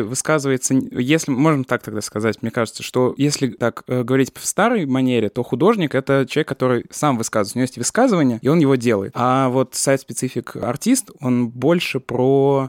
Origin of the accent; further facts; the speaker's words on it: Samara Oblast, Russia; я просто сам из Самарской области